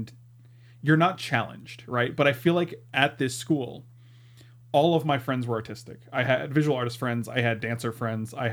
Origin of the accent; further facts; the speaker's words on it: St. Petersburg, Florida, United States; also born or lived in Clearwater, Florida; I was raised in St. Petersburg, Florida, and it's about 25 minutes from where we are now.